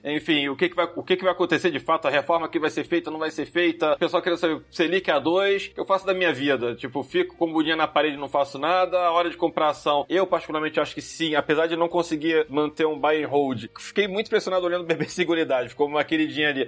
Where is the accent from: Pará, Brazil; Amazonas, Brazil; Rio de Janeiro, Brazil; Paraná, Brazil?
Rio de Janeiro, Brazil; now in São Paulo, Brazil; Eu sou carioca